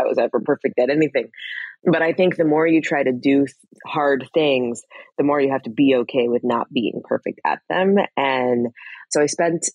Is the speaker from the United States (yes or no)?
yes; Fort Collins, Colorado, United States; moved away; I grew up in Fort Collins, Colorado, which is about an hour north